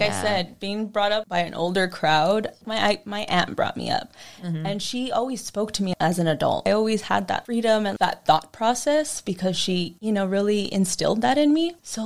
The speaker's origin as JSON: {"language": "English", "town": "Los Angeles", "region": "California", "country": "United States", "tie": "born or raised there", "said": "I grew up in East LA, single mother"}